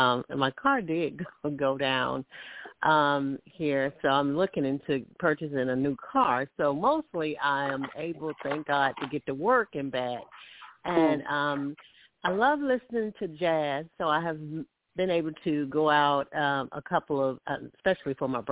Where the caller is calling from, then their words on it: Alabama, United States; I'm calling from Alabama.